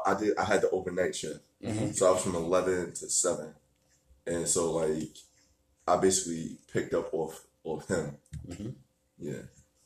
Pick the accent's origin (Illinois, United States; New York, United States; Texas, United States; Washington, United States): New York, United States; New York City; Maybe it's because I'm biased and I'm from Brooklyn.